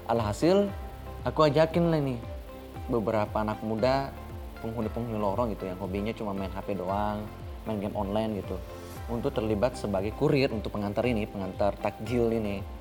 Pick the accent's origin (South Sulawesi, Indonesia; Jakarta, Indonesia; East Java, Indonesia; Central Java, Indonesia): South Sulawesi, Indonesia; saya berasal dari Kabupaten Maru, salah satu kota kecil yang tak jauh dari kota Makassar.